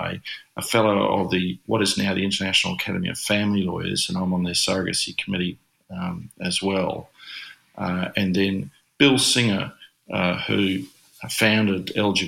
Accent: Australia; accent: broad Australian; I'm not an American. I'm this Aussie with a very broad accent, living on the other side of the world

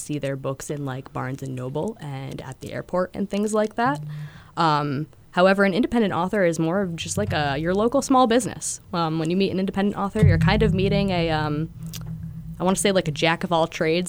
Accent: Connecticut, United States; moved away as an adult; now in New Hampshire, United States; I'm originally from Connecticut

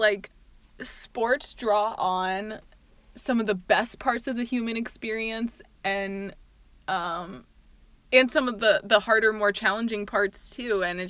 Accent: Indiana, United States; And we come from Indiana, the Hoosier State.

